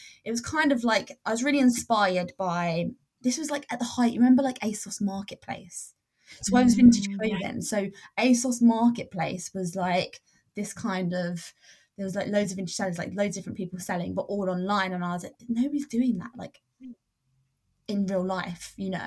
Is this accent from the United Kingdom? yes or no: yes; England, United Kingdom; also born or lived in Spain; when I moved back to England, I realized there was nothing really like that, and it really lacked, but I went back to my hometown